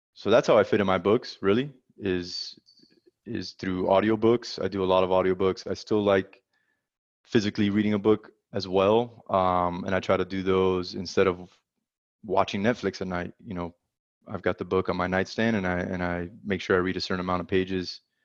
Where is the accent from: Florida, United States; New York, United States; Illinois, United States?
Florida, United States; South; moved away as an adult; now in Dallas, United States; I'm originally from South Florida